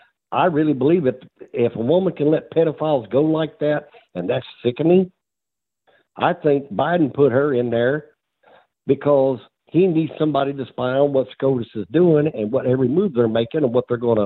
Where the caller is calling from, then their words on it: Illinois, United States; I'm calling from Illinois.